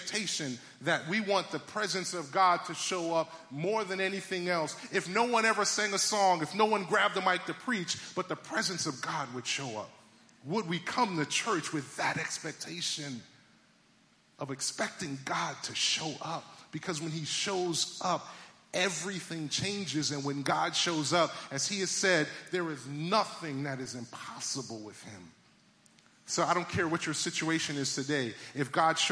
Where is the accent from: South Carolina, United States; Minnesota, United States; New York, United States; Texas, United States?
New York, United States; New York City; moved away; I'm originally from Brooklyn, New York